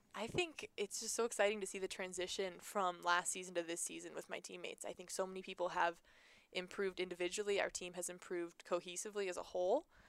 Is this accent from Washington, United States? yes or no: yes; Seattle, Washington, United States; moved away; I was from Seattle, played there